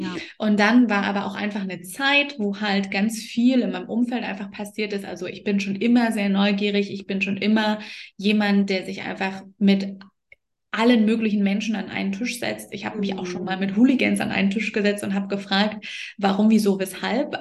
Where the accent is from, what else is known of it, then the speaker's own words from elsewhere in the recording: the East, East Germany, Germany; Also ich bin ja auch im Osten groß geworden